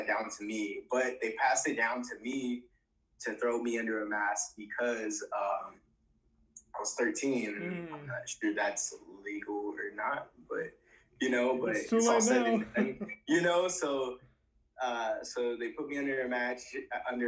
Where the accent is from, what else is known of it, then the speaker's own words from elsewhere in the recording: Colton, California, United States; my hometown of Colton, California